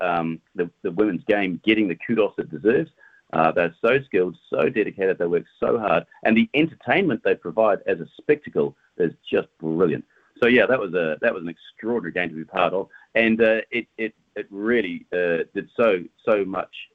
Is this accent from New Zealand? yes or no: yes; Wellington, New Zealand; I'm from Wellington, New Zealand